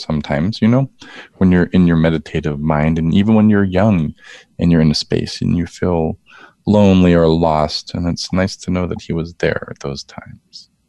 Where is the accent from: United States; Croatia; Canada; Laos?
United States; West Palm Beach, Florida; I was born in West Palm Beach, Florida